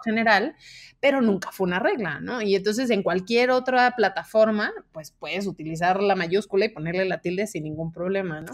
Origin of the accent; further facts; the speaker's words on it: Mexico; yo como mexicana